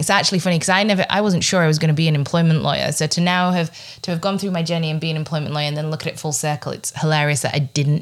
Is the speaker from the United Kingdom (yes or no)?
yes; Huddersfield, Yorkshire and the Humber, United Kingdom; I'm from Huddersfield, West Yorkshire